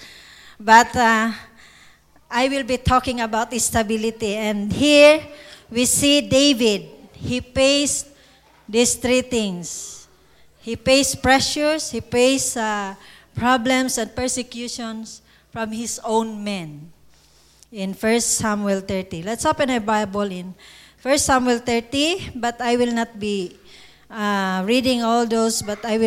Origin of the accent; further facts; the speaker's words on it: Philippines; English is a second language; We have a saying in the Philippines